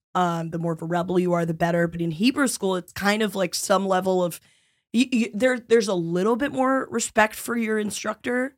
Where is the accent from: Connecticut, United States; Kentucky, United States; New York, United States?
New York, United States; New York City; I'm from around the East Village area